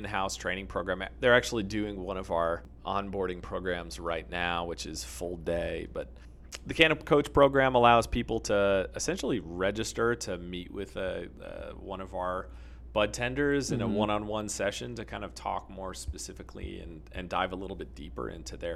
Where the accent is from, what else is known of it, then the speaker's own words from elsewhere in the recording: Massachusetts, United States; also born or lived in United Kingdom / North Carolina; now in Colorado, United States; I was born in Massachusetts.